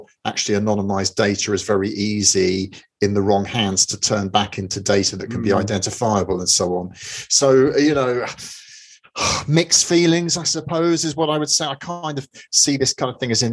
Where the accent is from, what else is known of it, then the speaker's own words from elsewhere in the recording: London, United Kingdom; born and raised in London